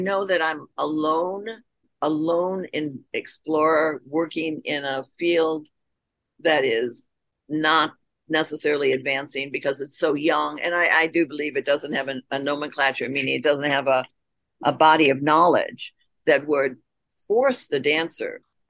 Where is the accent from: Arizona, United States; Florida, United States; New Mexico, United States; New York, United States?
New York, United States; accent: upstate New York; I learned how to lose my accent from upstate New York.